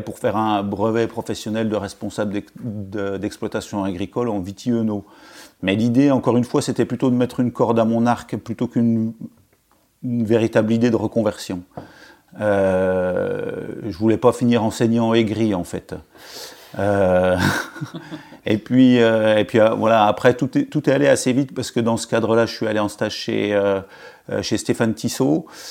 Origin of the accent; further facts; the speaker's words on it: Pontarlier, Bourgogne-Franche-Comté, France; also born or lived in Arbois; j'étais originaire de Pontarlier, c'est une, c'est une, c'est en Franche-Comté